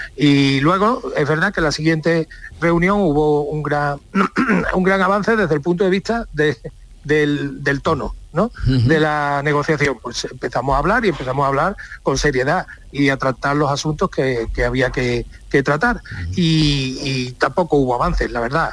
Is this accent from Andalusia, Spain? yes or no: yes; Seville, Andalusia, Spain; soy sevillano